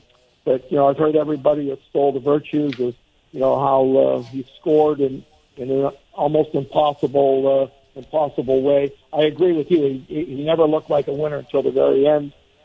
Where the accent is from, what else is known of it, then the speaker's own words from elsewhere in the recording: Pennsylvania, United States; I'm from Pennsylvania